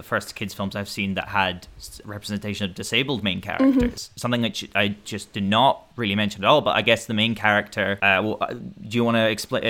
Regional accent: Scotland, United Kingdom; As a Scot as well, it's nice to get good old Viking Scot representation

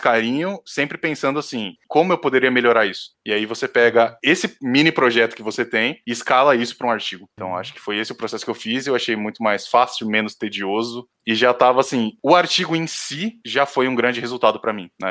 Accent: São Paulo, Brazil; also born or lived in South of Minas Gerais; Eu sou nativo de São Paulo, então nascido aqui no Brasil mesmo

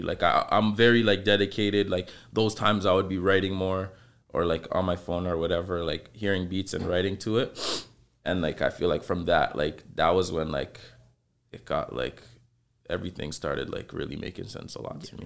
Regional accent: Toronto, Ontario, Canada; I grew up in the Saint Lawrence Market area.

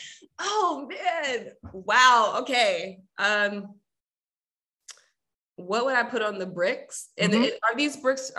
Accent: New York City, New York, United States; Yes, I'm born and raised Jamaica, Queens.

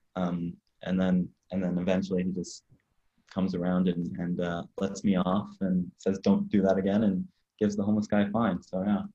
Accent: Ottawa, Ontario, Canada; also born or lived in London, Ontario; I'm in London, Ontario, Canada right now, oh. but I'm oh. from Ottawa, the capital

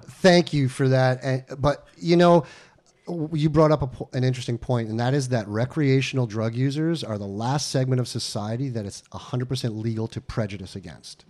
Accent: Westchester, New York, United States; also born or lived in Long Island; I'm from New York. I was born on Long Island, raised in upstate Westchester

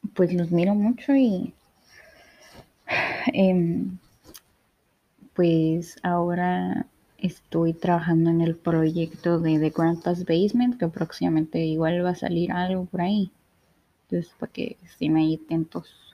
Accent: Ensenada, Baja California, Mexico; soy una chica de Ensenada, México

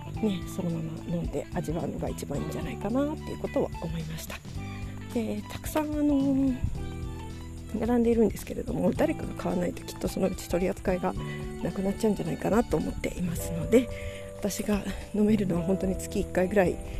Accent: Takayama, Gifu, Japan; 私小さい頃からですね、えー、と、小さい頃、飛騨高山に住んでいまして

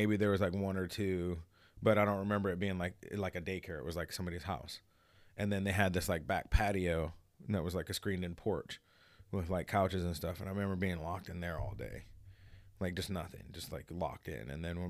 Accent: Hawaii, United States; Like, I had, you know, I'm from Hawaii.

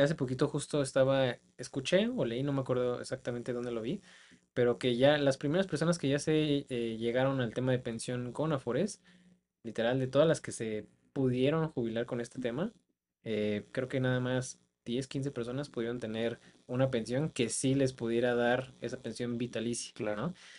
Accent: Mexico; como mexicanos

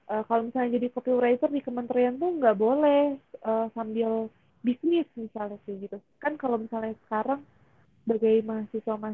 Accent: Depok, West Java, Indonesia; aku di daerah Jabodetabek di Depok aku anak Depok

